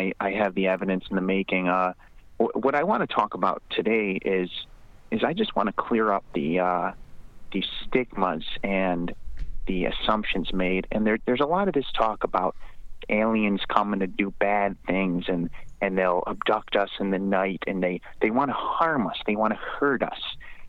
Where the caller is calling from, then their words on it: West Alberta, Canada; I'm calling from West Alberta.